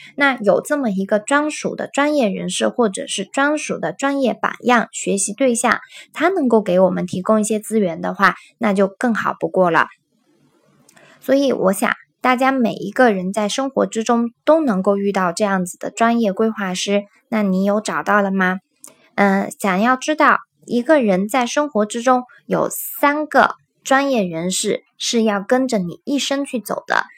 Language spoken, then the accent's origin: Chinese; China; 我们中国人